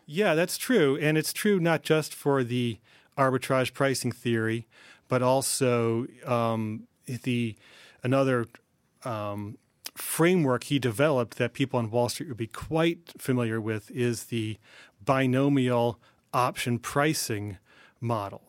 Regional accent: New Haven, Connecticut, United States; I grew up in New Haven

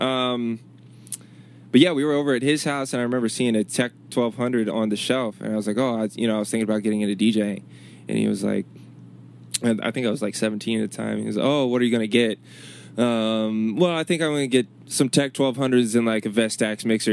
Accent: Chesapeake, Virginia, United States; moved away as an adult; also born or lived in Richmond, Virginia; Growing up in Chesapeake, it was cool, and I'm glad about where I was raised

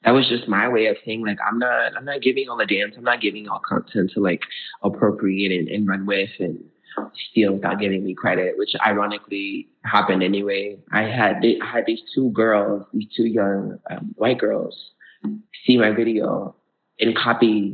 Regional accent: Florida, United States; also born or lived in Brooklyn, New York / Georgia; growing up in Florida, I went to an art school all throughout middle high school where I danced

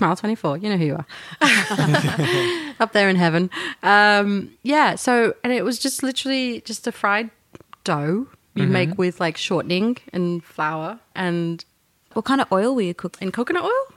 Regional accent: Yorkshire and the Humber, United Kingdom; now in Apollo Bay, Australia; Growing up in Yorkshire

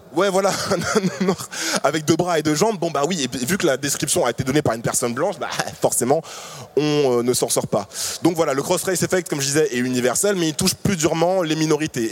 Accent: Paris, Île-de-France, France; also born or lived in Martinique; je suis né en Martinique, je vis à Paris depuis que j'ai 6 ans

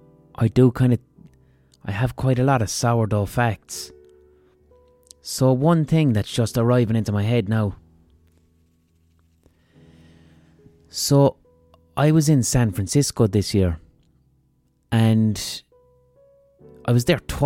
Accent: Ireland

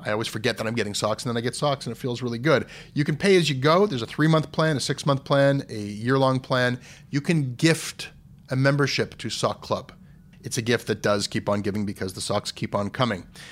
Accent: Toronto, Ontario, Canada; growing up in Toronto and visiting New York as a kid

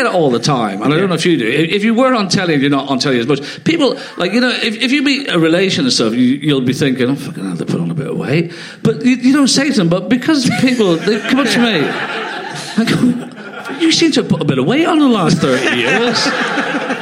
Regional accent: Ireland; I was brought up in Ireland

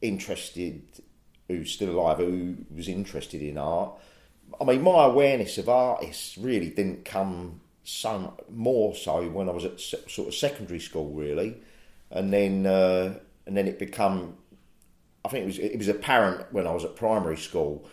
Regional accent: London, United Kingdom; I was coming up from South East London, and I was fucking off back to South East London every night.

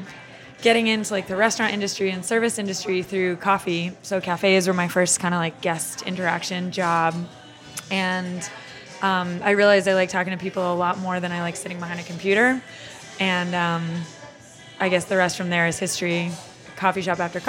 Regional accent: Vermont, United States; moved away; I'm from Vermont

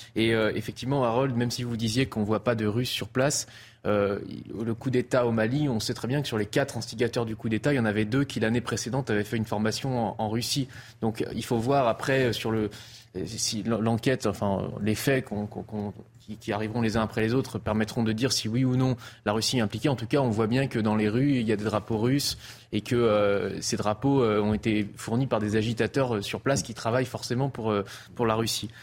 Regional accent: Nantes, Pays de la Loire, France; je suis nantais

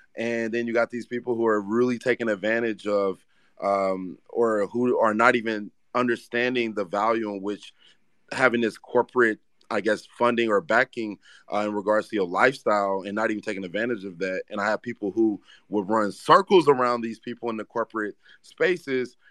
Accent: Ferguson, Missouri, United States; I grew up in Ferguson, Missouri, Saint Louis, Missouri

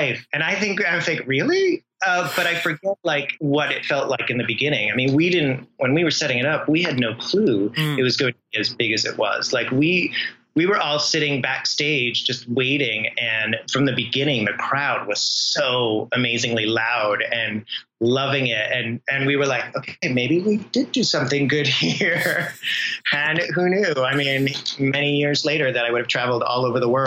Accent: Rhode Island, United States; I grew up in Rhode Island

